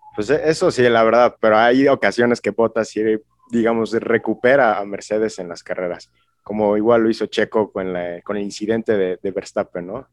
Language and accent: Spanish; Mexico; yo como mexicano